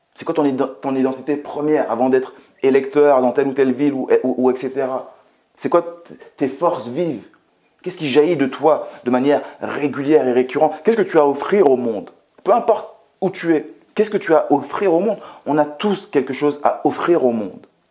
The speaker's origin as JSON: {"language": "French", "country": "Martinique", "tie": "born or raised there", "also_born_or_lived": "Metropolitan France", "moved": "yes", "lives_now": "France", "said": "je viens tout simplement de la Martinique, que j'ai grandi euh, dans un quartier qui était très très très populaire, pour ne pas vous dire euh, très pauvre que je suis arrivé en France en 95"}